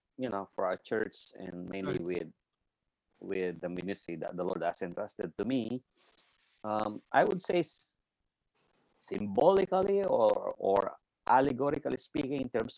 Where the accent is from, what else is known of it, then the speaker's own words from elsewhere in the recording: Philippines; moved away as an adult; now in Tokyo, Japan; I'm originally from the Philippines. I was born there at the age of 22, moved to Tokyo. That was more than 30 years ago.